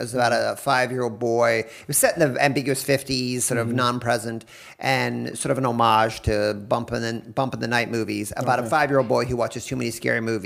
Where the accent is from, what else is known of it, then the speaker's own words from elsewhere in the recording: the East, East Coast, United States; moved away as an adult; now in California, United States; I'm from the East